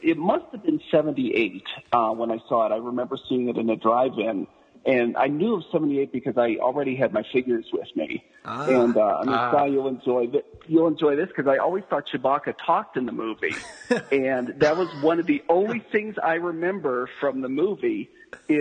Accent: western Pennsylvania, United States; moved away as an adult; also born or lived in Colorado; now in Denver, Colorado, United States; Grew up in western Pennsylvania and have lived out here in Colorado for about 10 years

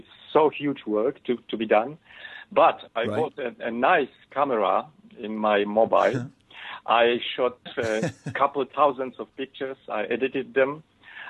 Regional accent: Poland; English is a second language; And I was born in Poland. I was grown up here

